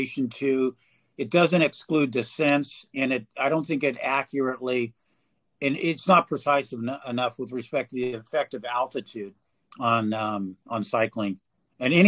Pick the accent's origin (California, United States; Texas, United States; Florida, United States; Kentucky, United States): California, United States; I'm from California